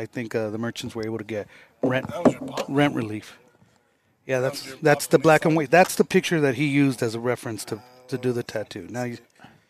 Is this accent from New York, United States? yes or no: no; Los Angeles, California, United States; moved away; I was raised in Los Angeles